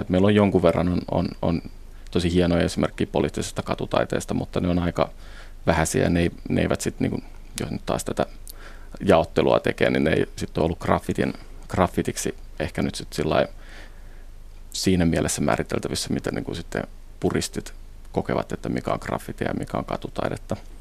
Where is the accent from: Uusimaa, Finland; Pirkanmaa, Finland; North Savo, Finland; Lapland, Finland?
Uusimaa, Finland; Helsinki; mä itse Helsingistä kotoisin